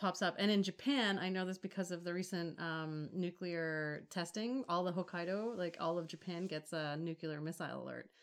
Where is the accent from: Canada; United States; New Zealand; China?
Canada; Toronto, Ontario; I don't actually live in Toronto, although I grew up